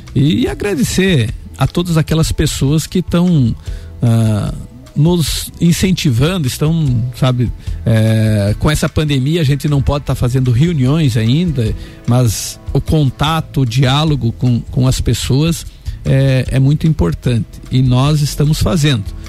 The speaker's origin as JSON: {"language": "Portuguese", "town": "Anita Garibaldi", "region": "Santa Catarina", "country": "Brazil", "tie": "born or raised there", "said": "lá no Rosário, em Anitta Garibaldi, é onde eu nasci"}